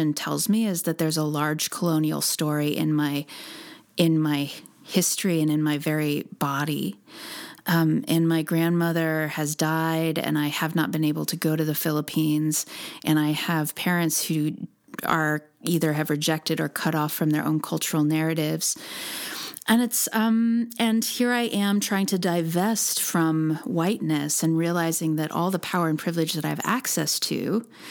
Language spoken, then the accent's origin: English; United States; I was born in the United States